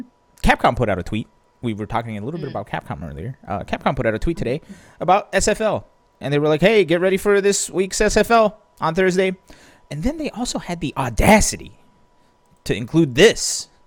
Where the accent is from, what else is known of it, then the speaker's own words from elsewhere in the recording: Pennsylvania, United States; I'm from Pennsylvania.